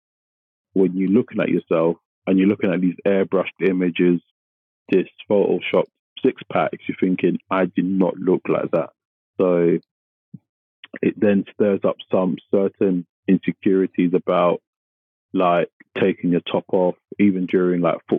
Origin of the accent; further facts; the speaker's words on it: London, United Kingdom; I grew up in Tottenham, which is not the most affluent area